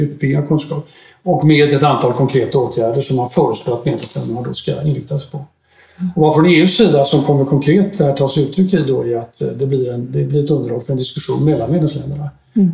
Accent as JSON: {"language": "Swedish", "country": "Sweden", "also_born_or_lived": "Brussels, Belgium", "moved": "as an adult", "said": "jag kom hem till Sverige från Bryssel i eh, mitten av september"}